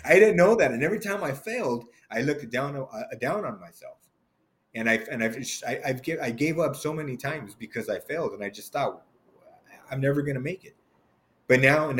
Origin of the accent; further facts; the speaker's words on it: Los Angeles, California, United States; I'm from LA, born and raised